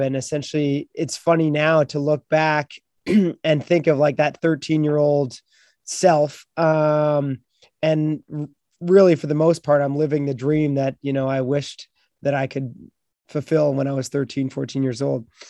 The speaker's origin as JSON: {"language": "English", "town": "Beachburg", "region": "Ontario", "country": "Canada", "tie": "born or raised there", "said": "I grew up on the Ottawa River in a small town in Beechburg, Ontario, up in Canada"}